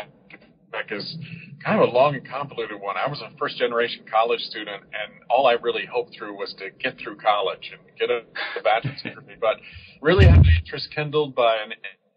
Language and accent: English; Georgia, United States; I'm a child of the South. I was born and raised in Georgia